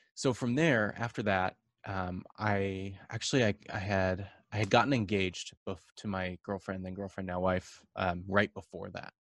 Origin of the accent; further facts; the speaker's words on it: Orange County, California, United States; I was born and raised in Orange County, California.